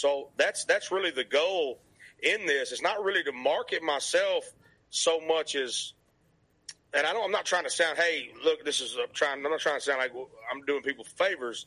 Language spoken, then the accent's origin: English; Arkansas, United States; accent: Southern; also born or lived in Memphis, Tennessee; now in Nashville, United States; I was born in Memphis, Tennessee, raised in Arkansas